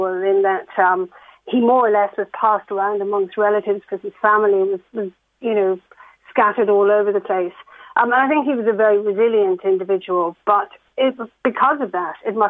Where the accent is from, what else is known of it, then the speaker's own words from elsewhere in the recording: Ireland; moved away; I was growing up on the Carrick Road